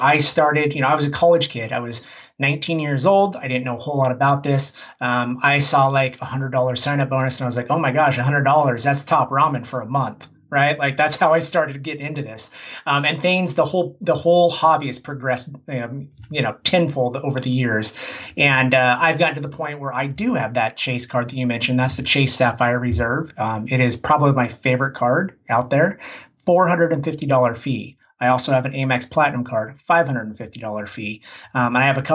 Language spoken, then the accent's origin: English; Portland, Oregon, United States; I'm from Portland, Oregon.